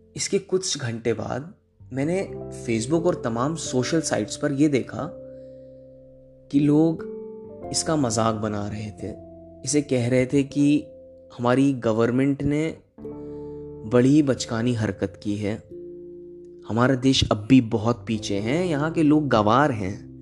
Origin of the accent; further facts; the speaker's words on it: Prayagraj, Uttar Pradesh, India; moved away as an adult; now in Jalandhar, India; इलाहाबाद का रहने वाला हूं माफ करिएगा प्रयागराज का